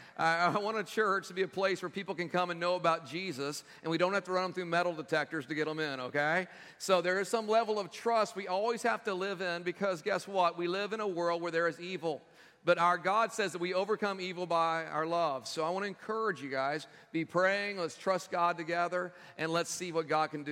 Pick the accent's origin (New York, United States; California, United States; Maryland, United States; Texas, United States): Texas, United States; moved away; my home state back in Texas